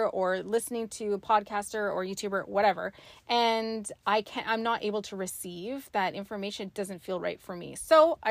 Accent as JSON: {"language": "English", "country": "Canada", "said": "we're Canadian"}